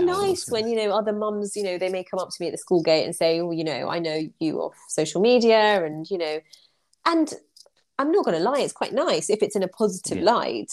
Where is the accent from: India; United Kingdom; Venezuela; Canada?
United Kingdom; in the UK, when we go to a nail salon, we're very polite as a British society